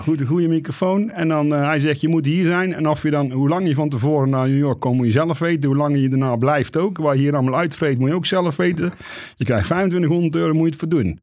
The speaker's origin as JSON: {"language": "Dutch", "area": "near Oss", "region": "North Brabant", "country": "Netherlands", "tie": "born or raised there", "moved": "yes", "lives_now": "Eindhoven, Netherlands", "said": "ik kom uit de buurt van Os."}